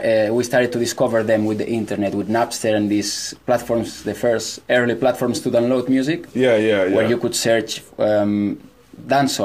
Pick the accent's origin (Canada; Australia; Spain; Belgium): Spain; Mollet del Vallès, Catalonia; I am from a village nearby Barcelona. It's a village called Mollet